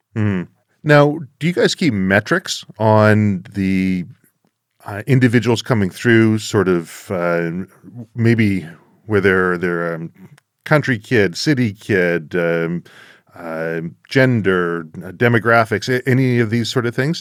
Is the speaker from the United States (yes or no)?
no; Canada; Being a Canadian